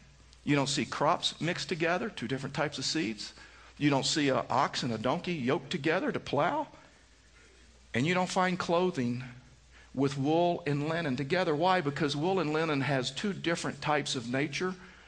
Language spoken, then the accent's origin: English; the Bible Belt, United States; And you know, I come from the Bible Belt and was at a mega church before we came here.